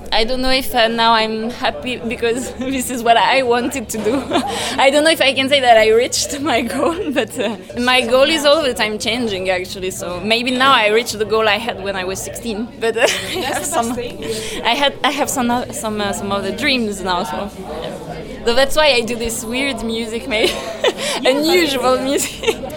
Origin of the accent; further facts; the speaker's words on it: Paris, Île-de-France, France; English is a second language; I come from France, Paris. I mean, I was born there